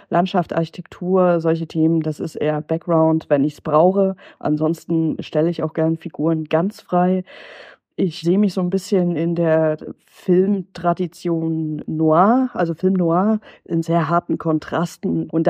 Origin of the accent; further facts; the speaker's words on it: Jena, Thuringia, Germany; und ich komme ursprünglich aus Thüringen und da ist es echt schwierig. Also Jena, wo ich herkomme, wirklich was mit Kunst zu machen.